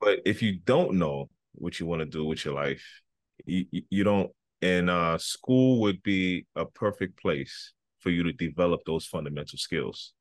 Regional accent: United States; also born or lived in Libya; now in New York, United States; I came to the United States in nineteen ninety when I was f, about five years old. And I started from first grade up until now

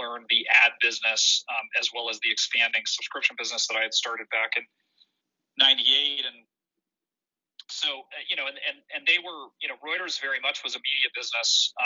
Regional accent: Denver, Colorado, United States; also born or lived in Switzerland / Austin, Texas / Palo Alto, California; I grew up in Denver, Colorado

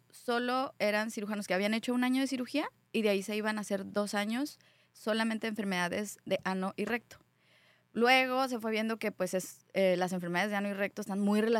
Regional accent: Querétaro, Mexico; born there; also born or lived in Colima; yo nací en Querétaro, viví muchos años en Colima, ahí hice medicina, eh, mi familia migró a vivir a Estados Unidos, yo me quedé en México

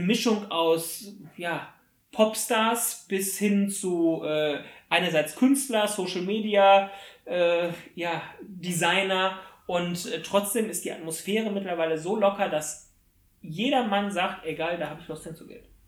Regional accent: Germany; bei uns in Deutschland

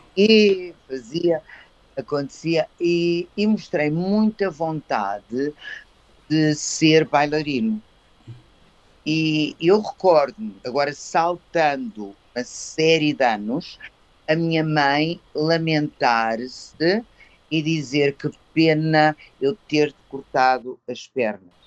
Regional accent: Cascais / Colégio Valsassina, Lisbon, Portugal; also born or lived in Coimbra; eu tinha casa em Cascais, eu estava no Colégio Valsassina eu cresci no Colégio Valsassina

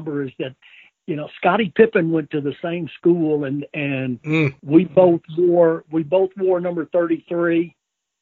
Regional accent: Forrest City, Arkansas, United States; My first real job was at Forest City High School. It was my hometown

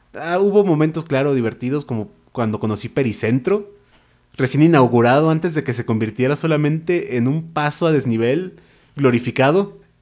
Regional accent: Naucalpan, State of Mexico, Mexico; Yo, la verdad, nací en el Molinito. O sea, yo, yo, tengo sangre naucalpense por todas mis venas y todos mis huesos

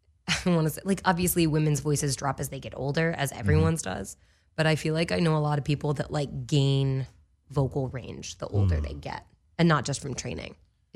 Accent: Kansas City, Missouri, United States; Kansas City.

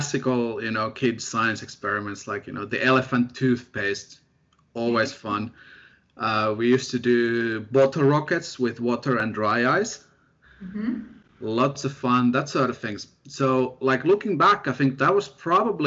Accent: near Helsinki, Uusimaa, Finland; moved away as an adult; also born or lived in Sheffield, United Kingdom; where I grew up in, Finland. I'm from Finland, near the capital, Helsinki.

